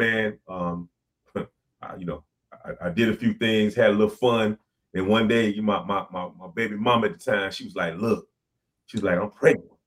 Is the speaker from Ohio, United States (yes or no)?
no; Miami Gardens, Florida, United States; a dude from Miami-Dade County, born and raised Carroll City